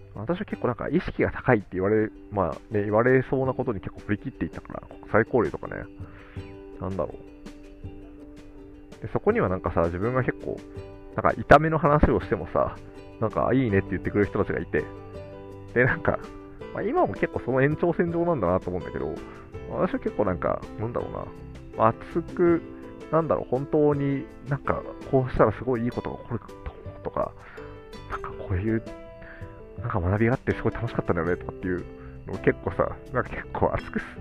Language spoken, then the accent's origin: Japanese; Tokorozawa, Saitama, Japan; 私もこう埼玉県の所沢市の出身だけど